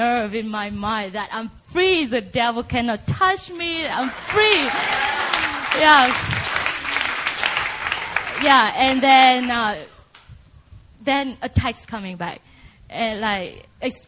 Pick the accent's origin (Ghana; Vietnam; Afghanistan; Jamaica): Vietnam; moved away as an adult; now in United States; I grew up in Vietnam, and I was raised up in a huge, dedicated Buddhist